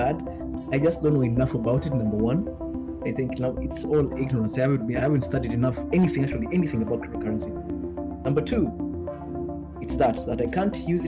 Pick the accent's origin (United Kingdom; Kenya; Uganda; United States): Kenya; I'm from Kenya.